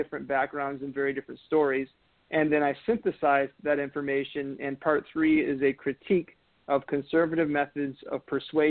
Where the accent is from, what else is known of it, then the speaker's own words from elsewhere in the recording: Northwest Ohio, United States; also born or lived in Washington, D.C.; I'm from Northwest Ohio. I grew up in Northwest Ohio